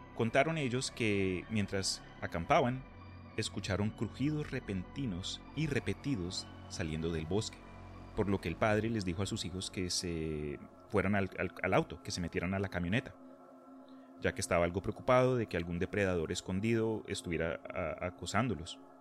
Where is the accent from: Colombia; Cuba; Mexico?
Colombia; now in Texas, United States; esto lo digo como colombiano que ha vivido en Texas por diez y pico de años